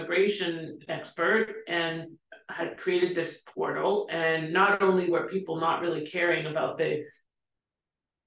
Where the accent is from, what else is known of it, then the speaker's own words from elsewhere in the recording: Canada; moved away; I'm from Canada